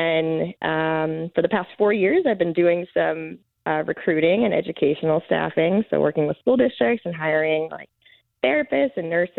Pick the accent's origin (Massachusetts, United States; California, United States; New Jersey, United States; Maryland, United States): Maryland, United States; moved away as an adult; also born or lived in Washington, D.C.; now in Tampa, United States; I was born in D.C. and raised in Maryland